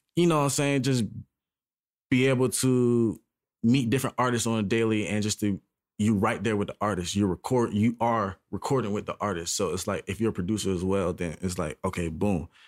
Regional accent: Charleston, South Carolina, United States; now in Atlanta, United States; I'm from South Carolina, which is close to, you know what I'm saying, Atlanta, but it's a little more country-ier.

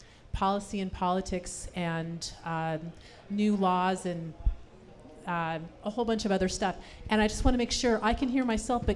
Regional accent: Sacramento, California, United States; also born or lived in San Francisco; So I grew up here in Sacramento, in Carmichael

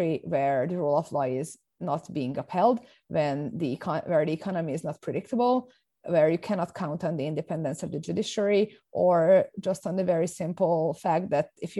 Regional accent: Hungary; I'm from Hungary.

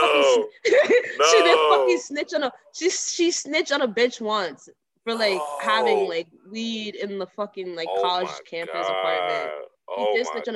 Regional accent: New Jersey, United States; growing up in Jersey

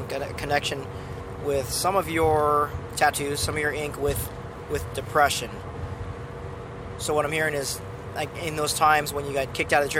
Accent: San Clemente, California, United States; I grew up in San Clemente

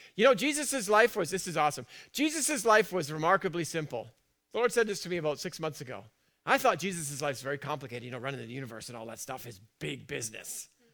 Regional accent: United Kingdom; I'm British

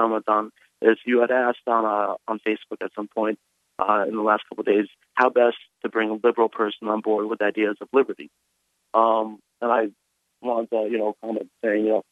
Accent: Connecticut, United States; now in Boston, United States; I'm from Connecticut

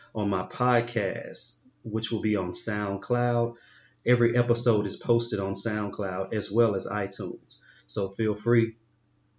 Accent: Memphis, Tennessee, United States; now in Los Angeles, United States; back to my hometown, the city where I was birthed

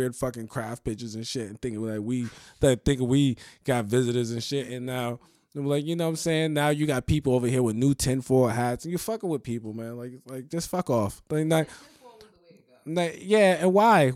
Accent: New York, United States; I'm from New York

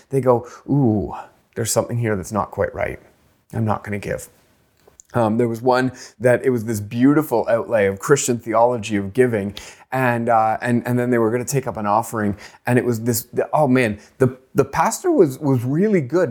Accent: Canada; I grew up poor in Canada

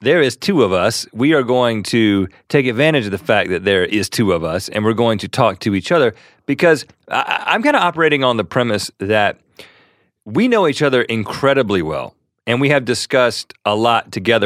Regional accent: Buies Creek, North Carolina, United States; also born or lived in Thousand Oaks, California; we grew up in Bowie's Creek, North Carolina

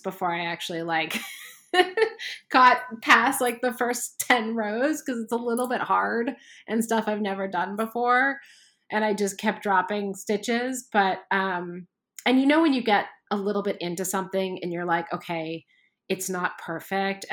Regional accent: Canada; I grew up in Canada

